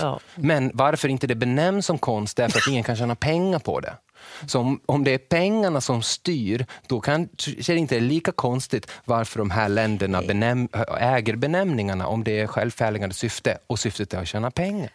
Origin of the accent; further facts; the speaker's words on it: Borlänge, Dalarna County, Sweden; jag är från Borlänge och jag är väldigt, bor väldigt nära en älv